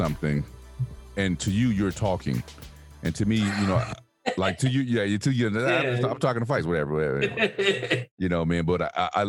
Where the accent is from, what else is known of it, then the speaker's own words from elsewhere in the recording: New York, United States; I'm from New York.